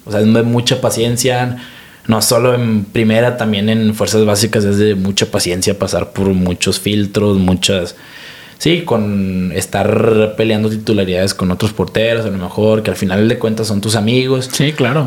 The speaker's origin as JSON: {"language": "Spanish", "country": "Mexico", "said": "como mexicano"}